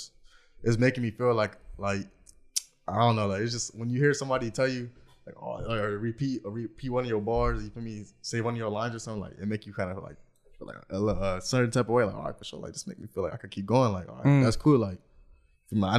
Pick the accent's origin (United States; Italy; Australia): United States; Anaheim, California; I'm coming from Anaheim